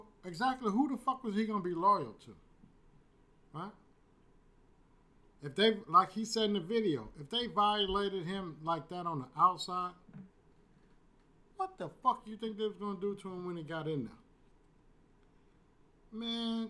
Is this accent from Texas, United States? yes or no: yes; Houston, Texas, United States; I'm born and raised in Fifth Ward